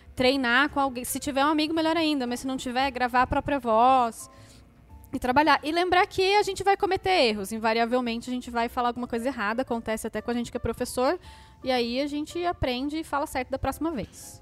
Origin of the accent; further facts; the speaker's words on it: Brazil; como brasileiro, a gente tende a acrescentar uma sílaba nas palavras em inglês